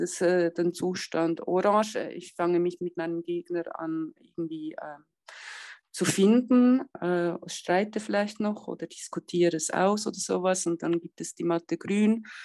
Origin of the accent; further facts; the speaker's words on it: Switzerland; bei uns in der Schweiz